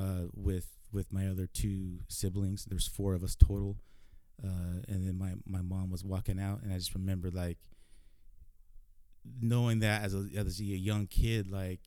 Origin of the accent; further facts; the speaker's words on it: Tacoma, Washington, United States; Born and raised in Tacoma